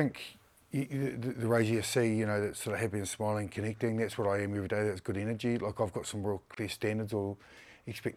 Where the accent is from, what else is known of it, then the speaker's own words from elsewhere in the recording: Mount Maunganui, Bay of Plenty, New Zealand; Awesome time growing up in Mount Whanganui.